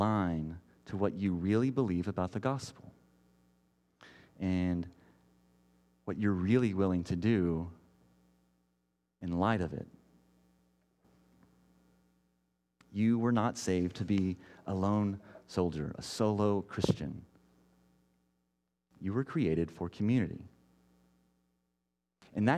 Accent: Texas, United States; moved away as an adult; now in Portland, United States; I grew up in Texas

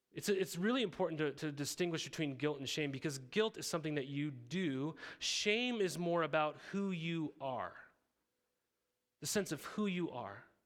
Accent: Montana, United States; moved away as an adult; also born or lived in Riverside, California; I grew up in Montana

